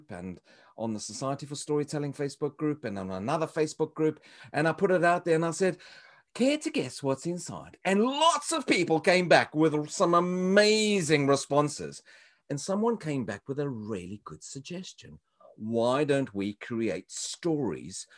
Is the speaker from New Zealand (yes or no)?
no; South Africa; moved away; You would think I come all the way from South Africa.